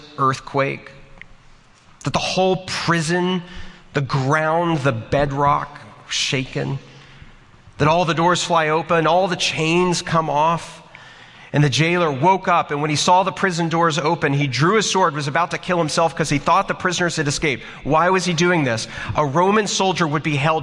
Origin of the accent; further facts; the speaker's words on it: Texas, United States; I'm from Texas